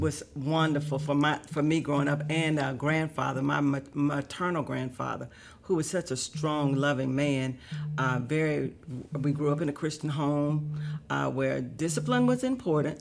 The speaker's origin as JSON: {"language": "English", "town": "Decatur", "region": "Alabama", "country": "United States", "tie": "born or raised there", "said": "I grew up in Decatur, Alabama."}